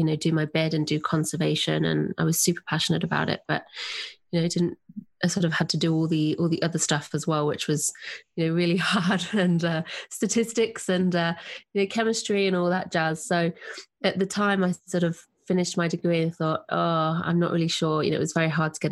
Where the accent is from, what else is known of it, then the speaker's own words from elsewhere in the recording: Nottingham, East Midlands, United Kingdom; accent: English; moved away as an adult; also born or lived in Sydney, Australia; now in Southern Highlands, Australia; I'm English. I grew up in Nottingham in England, and I moved to Australia